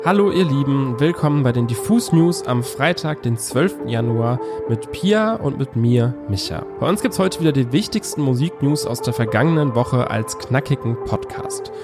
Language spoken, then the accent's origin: German; Germany